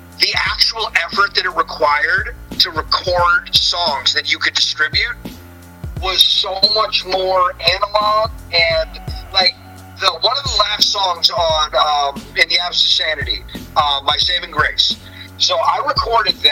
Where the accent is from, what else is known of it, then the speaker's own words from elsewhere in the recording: East Coast, New York City area, United States; I'm from the East Coast and New York City generally in that area